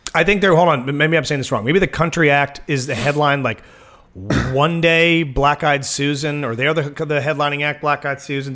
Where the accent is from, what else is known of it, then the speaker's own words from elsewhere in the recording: Waldorf, Maryland, United States; I can only be the second most popular person from Waldorf